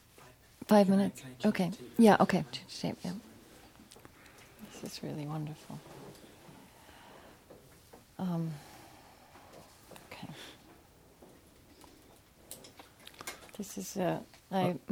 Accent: Shawnee, Oklahoma, United States; I grew up in Oklahoma

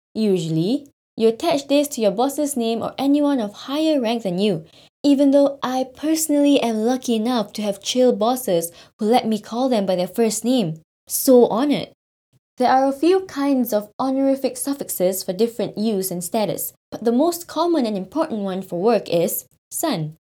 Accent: Singapore; moved away as an adult; now in Japan; my home country, Singapore

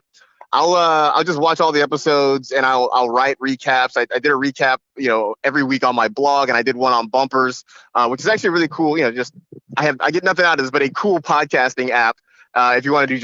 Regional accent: United States; being an American

